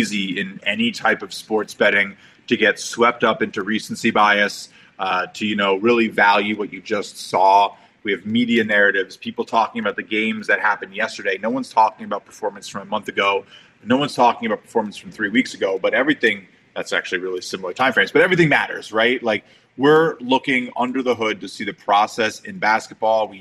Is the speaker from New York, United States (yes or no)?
yes; New York, United States; as a New Yorker